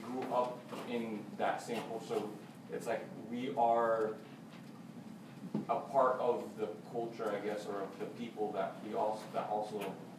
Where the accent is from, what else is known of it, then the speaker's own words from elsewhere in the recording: United States; like I grew up here